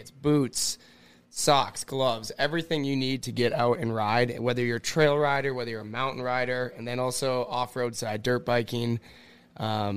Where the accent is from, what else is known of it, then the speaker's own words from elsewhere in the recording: Cloquet, Minnesota, United States; moved away as an adult; I'm from Cloquet, Minnesota